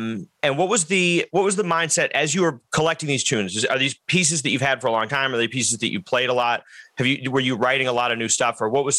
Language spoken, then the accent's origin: English; Boston, Massachusetts, United States; I know in my hometown of Boston, Massachusetts